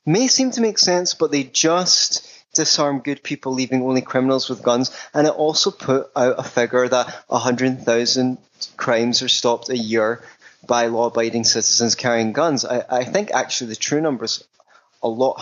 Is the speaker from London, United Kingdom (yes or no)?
no; Scotland, United Kingdom; I grew up in Scotland